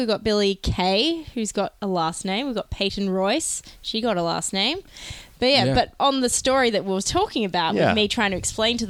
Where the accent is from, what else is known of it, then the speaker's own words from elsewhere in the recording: Australia; Because we're Australian.